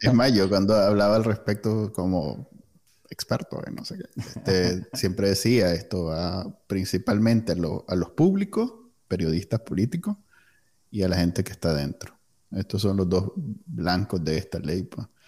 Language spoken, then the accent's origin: Spanish; Nicaragua; moved away